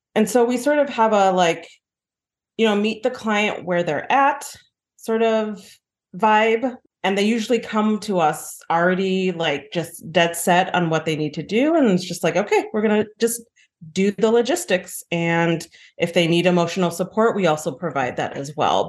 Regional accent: Chicago, Illinois, United States; I grew up in Rogers Park. It's, you know, very diverse, it's very black and brown

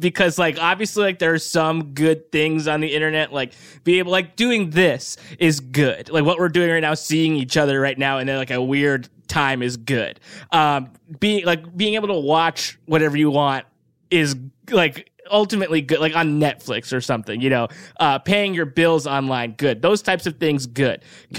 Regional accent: California, United States; I grew up Orange County adjacent.

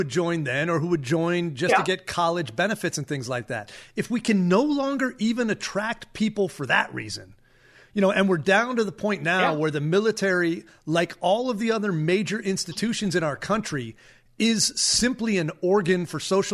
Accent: Green Bay, Wisconsin, United States; moved away as an adult; When I went to high school, I came from Green Bay, Wisconsin.

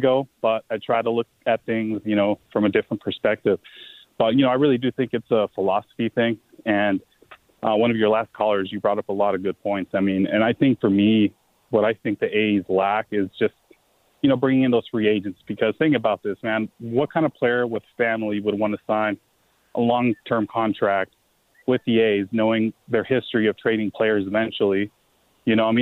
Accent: Bay Area, California, United States; now in Las Vegas, United States; I'm originally from the Bay Area

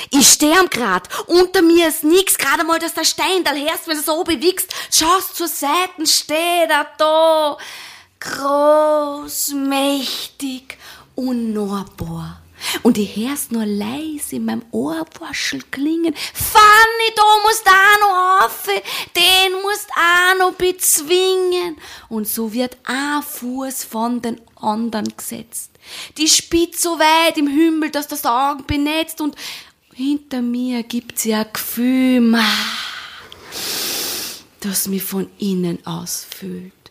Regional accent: Vienna, Austria; weil ich mich auf den Bergen immer ein bisschen unwohl fühle als Wienerin. Deswegen habe ich Hashtag Wienerin am Berg.

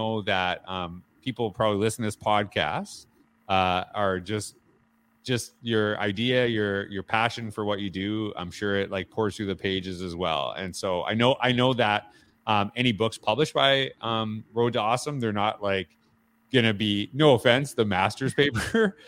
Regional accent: Canada; I'm a Canadian, so it's nice to hear.

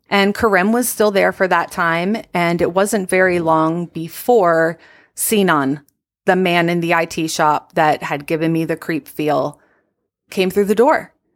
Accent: Virginia, United States; I'm from Virginia

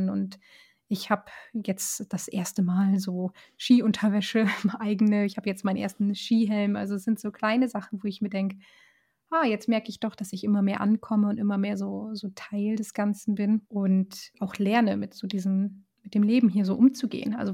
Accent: Northern Germany, Germany; ich komme ja aus, aus Norddeutschland und da war, ähm, natürlich hatten wir auch mal schöne Wintertage, als ich ein Kind war

